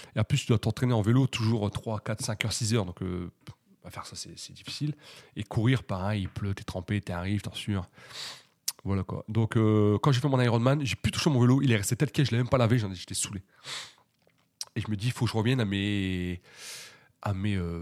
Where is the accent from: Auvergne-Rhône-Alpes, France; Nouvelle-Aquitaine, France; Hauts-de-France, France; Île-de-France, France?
Hauts-de-France, France; je suis originaire des Hauts-de-France